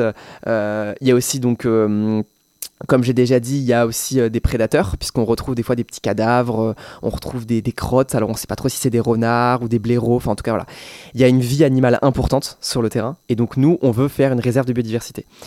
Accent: Loir-et-Cher, Centre-Val de Loire, France; also born or lived in Tours; je suis du Loir-et-Cher

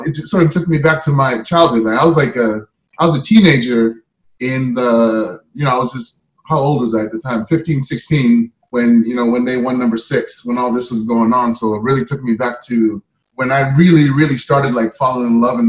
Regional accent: Canada; I grew up in Canada.

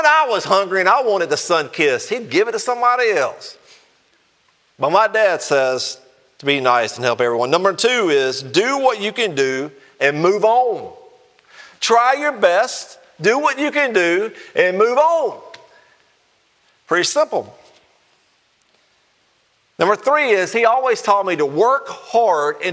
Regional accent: Alabama, United States; I'm from Alabama

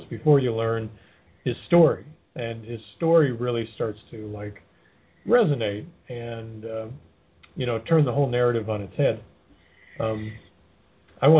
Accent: Athens, Georgia, United States; my hometown. In fact, pretty close to where I live

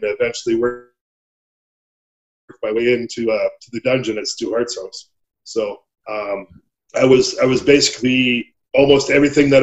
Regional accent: Red Deer, Calgary, Alberta, Canada; I grew up in Red Deer in Calgary. I grew up in Alberta. I'm an Alberta boy.

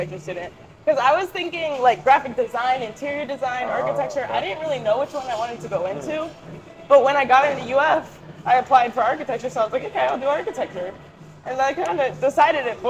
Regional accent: Clearwater, Florida, United States; I'm from Clearwater, Florida.

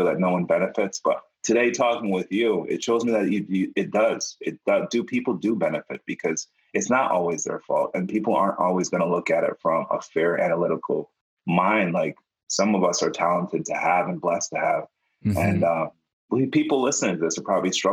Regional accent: Jamaica; I'm Jamaican

